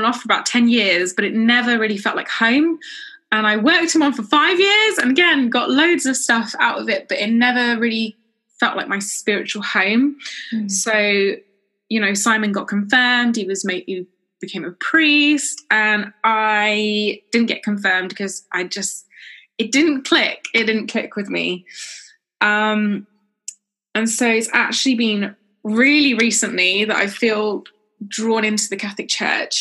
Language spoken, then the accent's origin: English; South West England, United Kingdom; I'm from the southwest of England